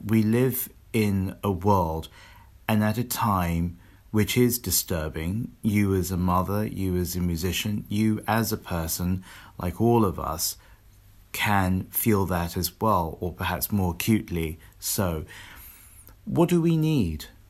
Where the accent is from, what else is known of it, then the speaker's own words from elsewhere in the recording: London, United Kingdom; where I grew up in London